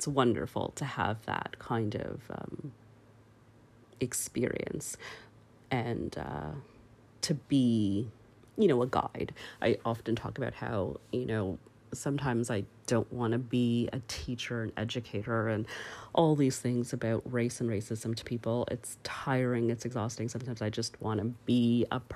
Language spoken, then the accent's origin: English; Canada; I grew up in Canada